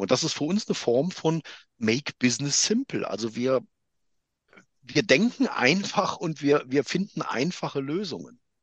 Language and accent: German; Germany; moved away; also born or lived in Switzerland; ich bin halt in Deutschland geboren, ich bin in Deutschland ausgebildet, ich bin deutscher Unternehmer mit einer Firma in der Schweiz